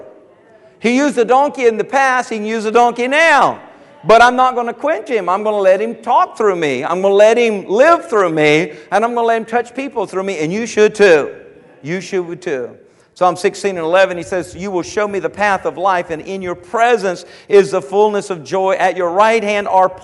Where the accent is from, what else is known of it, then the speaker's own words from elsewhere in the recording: Andrews, South Carolina, United States; I'm from Andrews, South Carolina